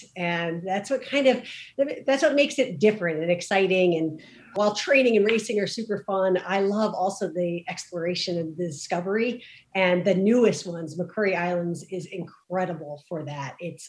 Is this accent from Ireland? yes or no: no; New Jersey, United States; I grew up in New Jersey.